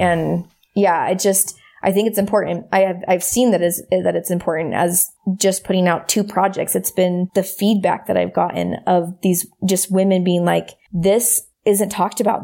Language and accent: English; United States; growing up in America and growing up in, in the community that I did